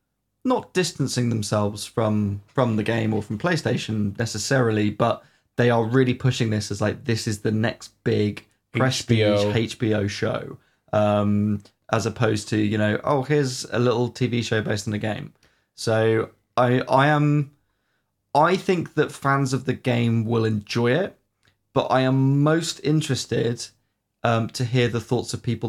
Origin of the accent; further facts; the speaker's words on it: United Kingdom; We are British after all.